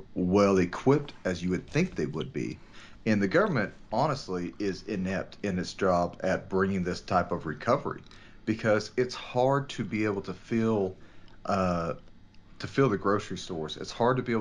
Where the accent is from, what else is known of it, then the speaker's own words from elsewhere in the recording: Texas, United States; my home state of Texas